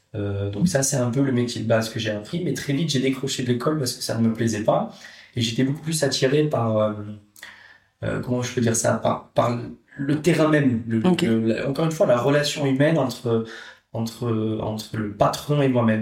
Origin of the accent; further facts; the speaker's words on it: Netherlands; moved away; je suis néerlandais.